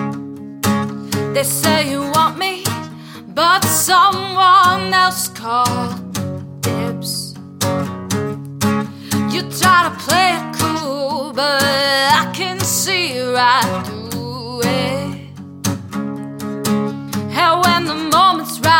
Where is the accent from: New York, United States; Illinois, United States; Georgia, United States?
New York, United States; Huntington; moved away as an adult; I am from New York. I'm from Long Island, from Huntington